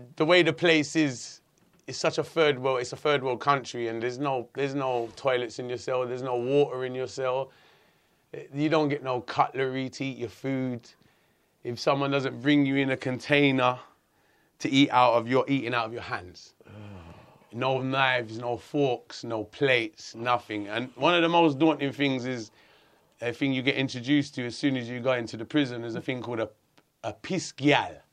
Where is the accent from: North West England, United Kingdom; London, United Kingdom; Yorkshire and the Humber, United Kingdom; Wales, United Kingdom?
London, United Kingdom; I grew up in Hackney, a, a very multicultural area